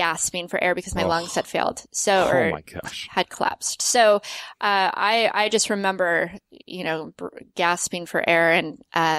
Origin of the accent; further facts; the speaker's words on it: Las Vegas, Nevada, United States; moved away as an adult; also born or lived in Salt Lake City; I grew up skiing in Vegas